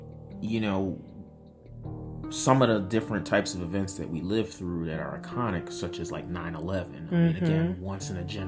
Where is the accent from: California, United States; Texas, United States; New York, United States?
New York, United States; Utica; also born or lived in Philadelphia, Pennsylvania; I grew up in the North. I was born in Philly, raised in New York. People automatically think, oh, you lived in New York City. But I wasn't in New York City. I was in upstate New York, a small town called Utica.